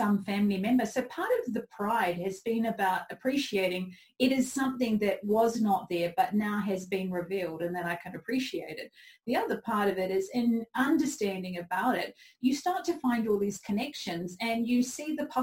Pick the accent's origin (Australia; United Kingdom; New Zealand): New Zealand; I come from New Zealand